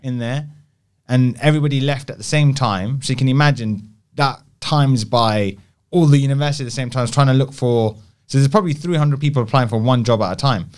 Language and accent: English; London, United Kingdom; an Indian, Indian boy, growing up in South Hall